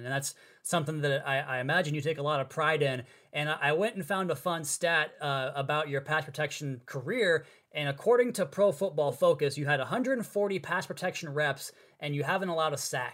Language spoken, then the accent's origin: English; Washington, United States; moved away; my home state of Washington